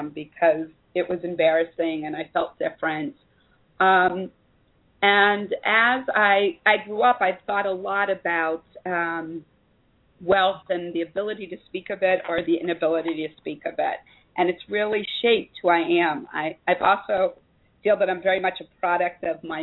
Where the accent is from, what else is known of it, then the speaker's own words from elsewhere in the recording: Columbus, Ohio, United States; moved away as an adult; also born or lived in San Francisco Bay Area, California; now in Israel; I actually was born and raised in Columbus, Ohio, and then spent a good amount of time of my adult life in the San Francisco Bay Area